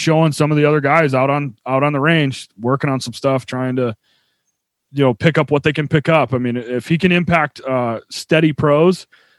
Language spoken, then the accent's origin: English; Buffalo, New York, United States; also born or lived in Nashville, Tennessee; Born in Nashville and I was raised in Buffalo.